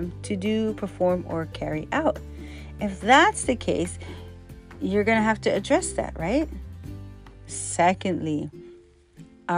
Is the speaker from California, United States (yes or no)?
no; Hawaii, United States; growing up in Hawaii and the Chinatown and different places